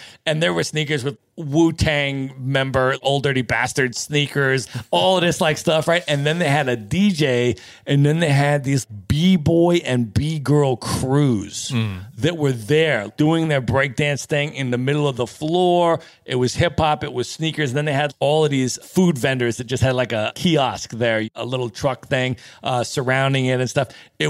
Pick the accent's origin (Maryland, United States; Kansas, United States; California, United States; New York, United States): California, United States; Los Angeles; he had asked me, like, where are you from? I'm like, Los Angeles